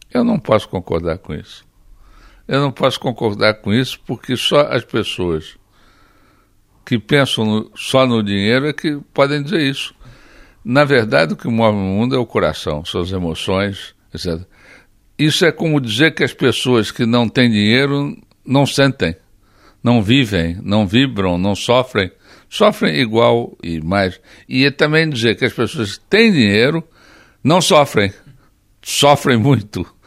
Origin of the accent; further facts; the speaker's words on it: Rio de Janeiro, Brazil; moved away as an adult; also born or lived in United States; now in Portugal; Eu sou carioca. Eu sou de Botafogo